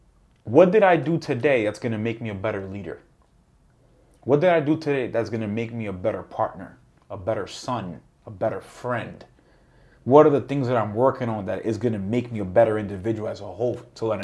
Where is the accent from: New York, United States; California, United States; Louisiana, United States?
New York, United States; And because I saw the environment that I grew up with in Harlem, in that high school